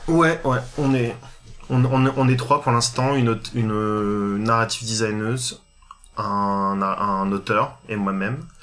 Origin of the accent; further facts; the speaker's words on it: Réunion; moved away as an adult; also born or lived in Paris; je viens de l'île de la Réunion. J'ai passé, euh, je suis né là-bas, j'ai passé mon bac